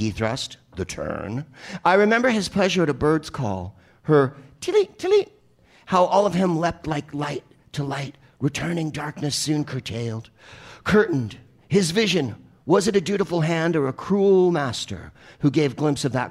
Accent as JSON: {"language": "English", "town": "San Francisco", "region": "California", "country": "United States", "also_born_or_lived": "San Carlos", "accent": "San Francisco accent", "said": "I'm from San Francisco, and we say it that way"}